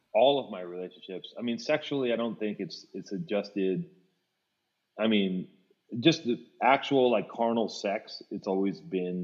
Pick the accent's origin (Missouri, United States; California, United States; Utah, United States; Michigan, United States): California, United States; Los Angeles; growing up in Venice, it was like, I didn't want that, that was not applauded, being a fucking nerd.